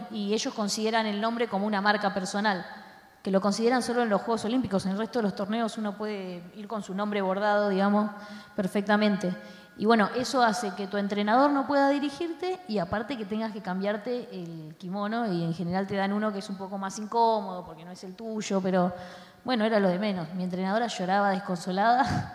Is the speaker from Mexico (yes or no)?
no; Argentina; somos argentinos y yo amo a los argentinos, amo mi país